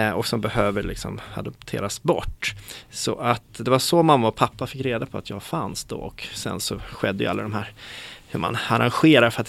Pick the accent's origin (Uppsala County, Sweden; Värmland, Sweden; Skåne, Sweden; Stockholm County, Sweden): Stockholm County, Sweden; Stockholm; also born or lived in Bogotá, Colombia; växte upp här i Stockholm, mm. i Mälarhöjden. Det är ett villaområde som ligger strax söder om Hornstull skulle man kunna säga.